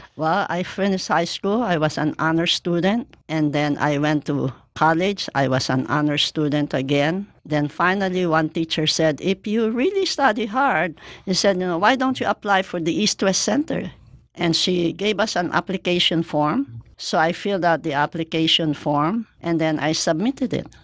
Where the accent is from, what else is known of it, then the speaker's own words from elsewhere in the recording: Mandaluyong, Metro Manila, Philippines; moved away; also born or lived in Hawaii; my hometown in Mandaluyong Rizal, Philippines